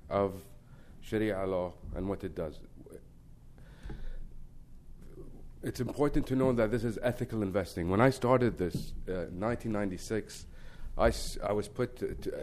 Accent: Kuwait; we come from Kuwait, which is a very, thankful country to the United States

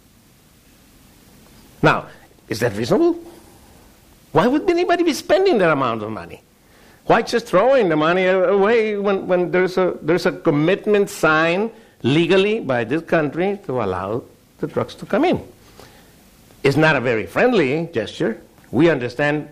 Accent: Sinaloa, Mexico; my home state is the most important agricultural producer in the country, Sinaloa

